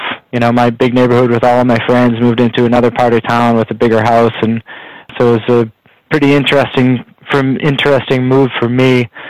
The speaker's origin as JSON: {"language": "English", "town": "Boston", "region": "Massachusetts", "country": "United States", "tie": "born or raised there", "said": "But yeah, I was born and raised in Boston, Mass. I got two sisters, one older and one younger. And I grew up in a pretty big neighborhood with tons of friends"}